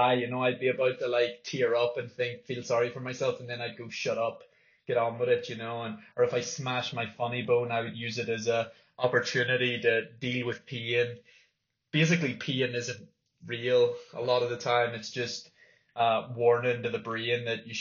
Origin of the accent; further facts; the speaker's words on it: Northern Ireland, United Kingdom; growing up in Northern Ireland